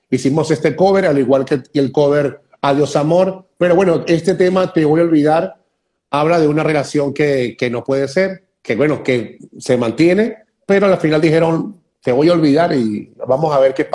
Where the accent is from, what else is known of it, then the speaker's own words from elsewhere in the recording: Venezuela; soy venezolano, soy, venezolano.